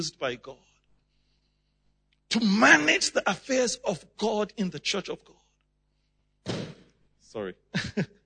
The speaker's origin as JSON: {"language": "English", "country": "Nigeria", "said": "I come from Nigeria."}